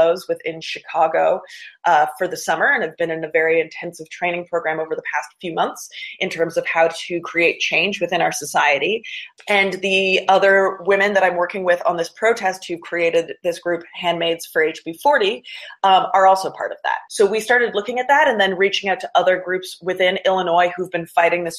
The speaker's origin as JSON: {"language": "English", "country": "Canada", "moved": "as an adult", "lives_now": "United States", "said": "I'm actually Canadian, and we've got very different laws up there"}